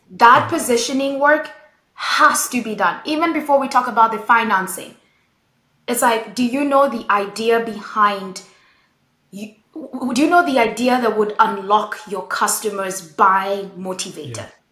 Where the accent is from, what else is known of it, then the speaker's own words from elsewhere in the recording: Nairobi, Kenya; I grew up in Nairobi, Kenya